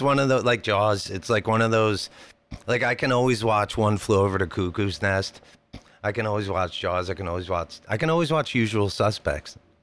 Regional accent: Jersey Shore, New Jersey, United States; now in San Diego, United States; we grew up on the Jersey Shore, so we were kind of sandwiched in between New York and Philly.

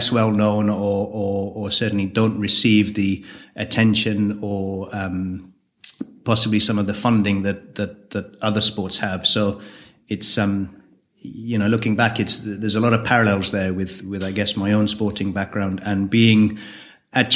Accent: Kenya; moved away as an adult; also born or lived in Manchester; now in United Kingdom; So I'm born in Kenya, lived in Kenya till I was 18, 19, so spent most of my formative years in Kenya. Amazing childhood, love growing up in Kenya

